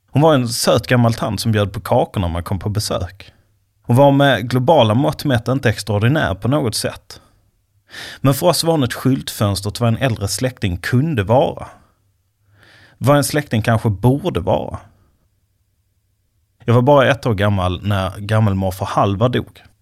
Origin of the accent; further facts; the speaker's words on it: Skåne, Sweden; now in Stockholm, Sweden; För tio år sedan flyttade jag från min hemby i Skåne till den svenska huvudstaden.